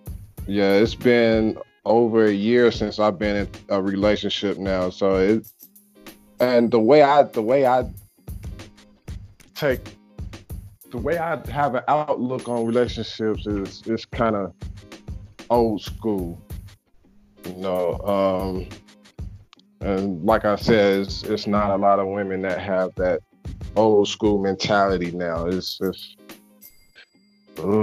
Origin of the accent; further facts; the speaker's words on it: Chicago, Illinois, United States; now in Charleston, United States; from Chicago